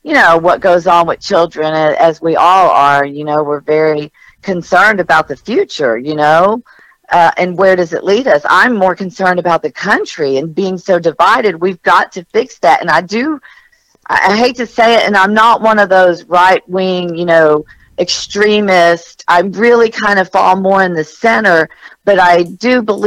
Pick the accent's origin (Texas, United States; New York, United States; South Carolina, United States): Texas, United States; also born or lived in New Jersey; I am from Texas